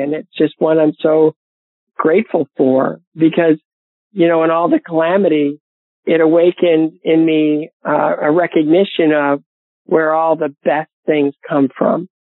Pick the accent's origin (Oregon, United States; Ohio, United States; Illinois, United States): Ohio, United States; Bowling Green; my hometown of Bowling Green, Ohio